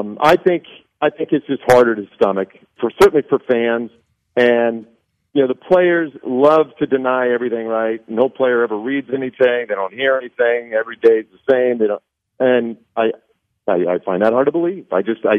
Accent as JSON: {"language": "English", "region": "Nebraska", "country": "United States", "tie": "born or raised there", "moved": "yes", "said": "I grew up in Nebraska"}